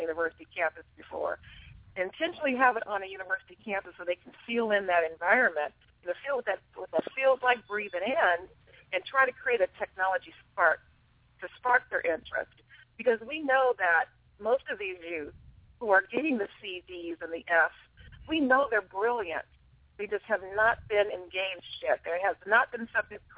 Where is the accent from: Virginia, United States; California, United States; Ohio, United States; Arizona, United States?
California, United States; Los Angeles; moved away as an adult; now in Vancouver, Washington, United States; I'm originally from Los Angeles, California